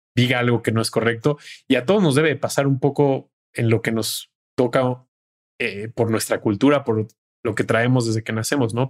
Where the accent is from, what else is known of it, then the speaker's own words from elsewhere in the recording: Mexico; como mexicanos, el humor es uno de los mejores, digamos que eh, válvulas de escape que tenemos